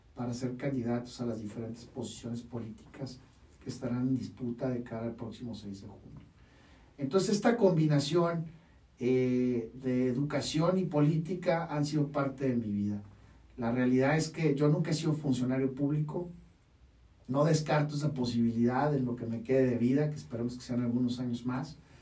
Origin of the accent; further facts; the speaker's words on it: Mexicali, Baja California, Mexico; moved away as an adult; now in Tijuana, Mexico; Yo nací el 8 de septiembre de 1982 en la ciudad de Mexicali. Actualmente tengo 38 años, de los cuales 20 ya eh, llevo residiendo en la hermosa ciudad de Tijuana, Baja California